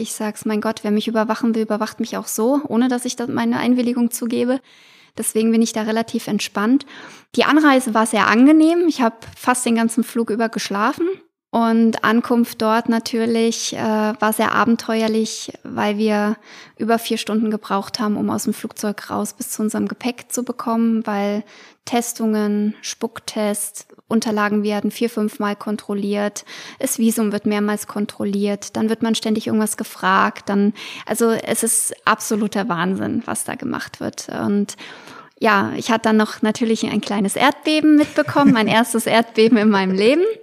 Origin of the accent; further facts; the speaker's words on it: Hesse, Germany; bei uns in Hessen